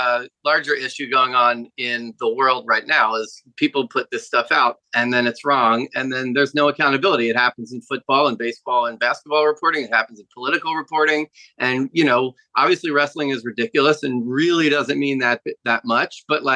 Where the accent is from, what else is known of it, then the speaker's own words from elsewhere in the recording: Jamaica; I should mention that I'm also originally from Jamaica, so very similar to Kofi Kingston.